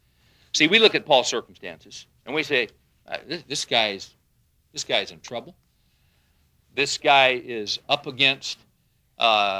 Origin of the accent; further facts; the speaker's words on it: United States; we're American men